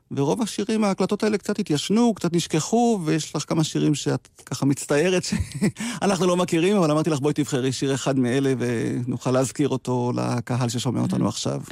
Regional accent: Degania Alef, Northern District, Israel; אני גדלתי בקיבוץ, דגניה א'

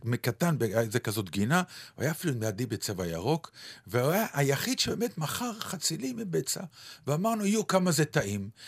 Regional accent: Ramat Gan, Tel Aviv District, Israel; כשהייתי ילד קטן, אני, אה, חלק מהשכונה שלי וחלק מהעניינים שלי בתור ילד קטן היו ליד בית ספר שגדלתי בו, והוא היה רחוק מביתי. בית כן. ספר יבנה, שהוא היה באזור רמת יצחק ברמת גן

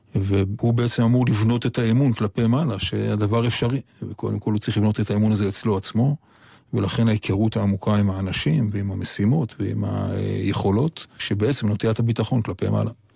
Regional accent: Yotvata, Southern District, Israel; also born or lived in La Jolla, San Diego, United States; באמת שם גדלתי. ארץ נוף מולדתי זה יוטבתא והערבה, ולא להויה, ששם באמת הגחתי לאוויר העולם

